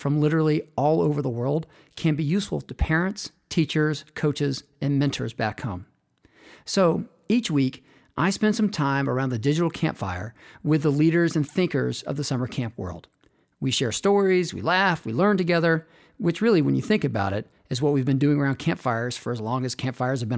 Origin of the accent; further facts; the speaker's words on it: Athens, Georgia, United States; I grew up in Athens, the home of the Dogs